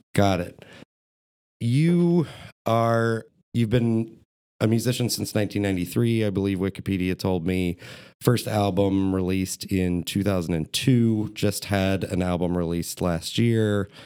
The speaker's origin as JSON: {"language": "English", "town": "Columbus", "region": "Ohio", "country": "United States", "tie": "born or raised there", "said": "I grew up on Indianola between Oakland and Northwood"}